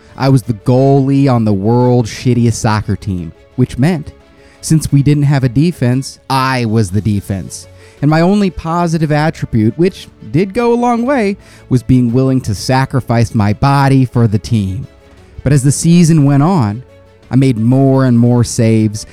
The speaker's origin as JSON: {"language": "English", "country": "United States", "said": "I'm American"}